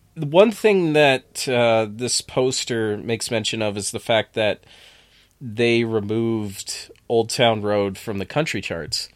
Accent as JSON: {"language": "English", "area": "near Plattsburgh", "region": "New York", "country": "United States", "tie": "born or raised there"}